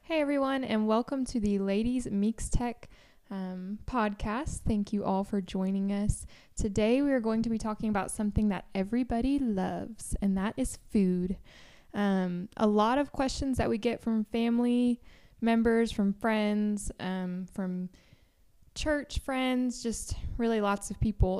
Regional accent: Tennessee, United States; moved away as an adult; I'm from Tennessee

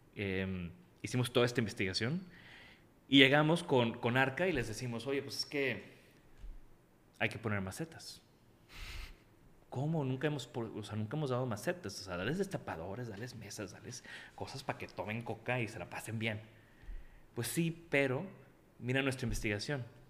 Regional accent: Tampico, Tamaulipas, Mexico; yo crecí en Tampico

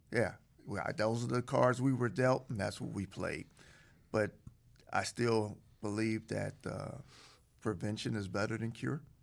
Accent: Aliquippa, Pennsylvania, United States; a small town outside Pittsburgh called Aliquippa

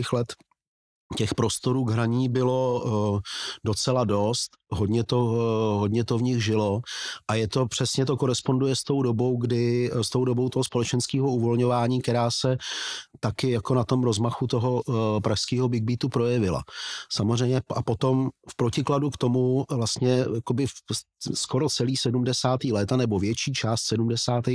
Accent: Plzeň, Plzeň Region, Czechia; hokejový to tým mého rodného města

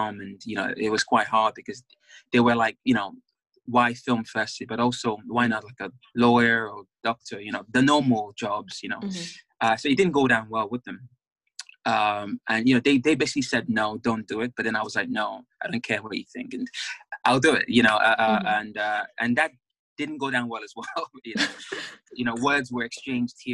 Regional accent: Nigeria; now in England; being a Nigerian man in England

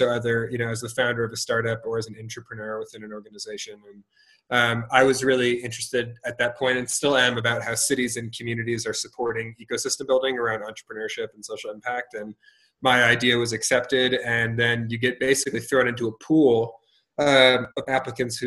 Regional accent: Lexington, Massachusetts, United States; moved away as an adult; also born or lived in Boston, Massachusetts; now in Colorado, United States; I'm originally from Lexington, Massachusetts, grew up in Massachusetts

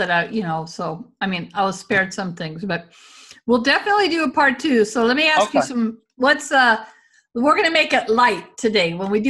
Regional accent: the South, United States; especially growing up in the South, like that danger of being a gay man in the early 80s.

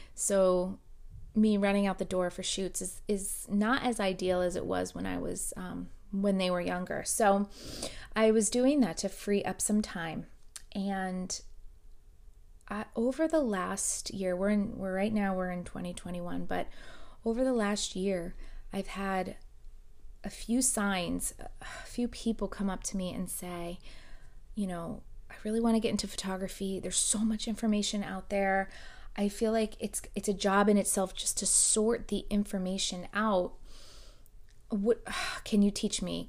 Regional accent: South Florida, United States; I, um, was born and raised in South Florida. I still live in South Florida

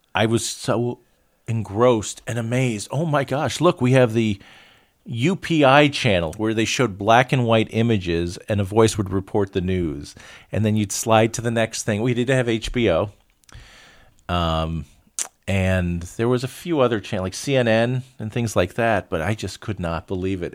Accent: Florida, United States; we grew up in Florida

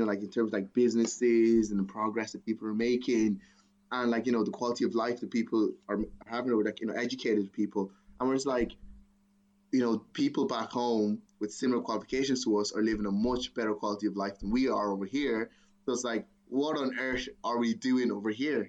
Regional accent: Nigeria; now in Ireland; Obviously, I'm Nigerian first because I was born in Nigeria, but like, you know, I've also been in Ireland or lived in Europe for like the last 20 years. So I would see myself as like Irish first and then Nigerian.

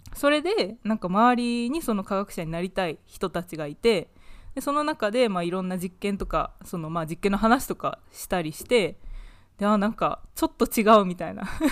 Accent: Japan; now in United Kingdom; 日本生まれ、イギリスの大学で勉強している

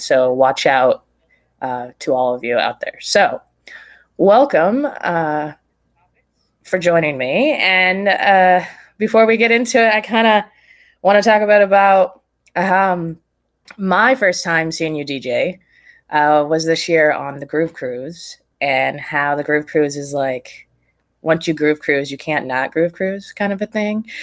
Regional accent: Prescott, Arizona, United States; also born or lived in Phoenix / Tucson; I grew up in Prescott

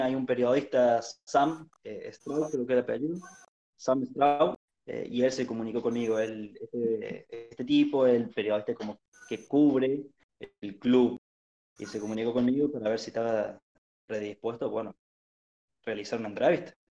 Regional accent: Arroyito, Córdoba, Argentina; Soy de Córdoba, precisamente de, Arroyito, una localidad del interior.

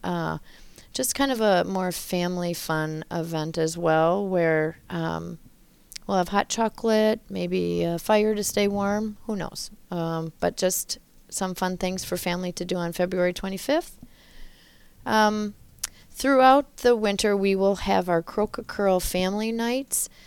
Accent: Loyal, Wisconsin, United States; now in Altoona, United States; I'm from Loyal, Wisconsin.

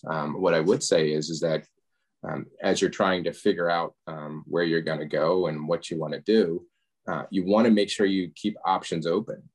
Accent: Media, Pennsylvania, United States; I grew up outside of Philadelphia in a town called Media

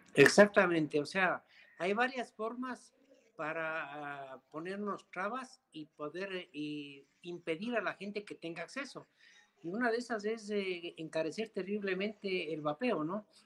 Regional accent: Ecuador; somos un país en desarrollo

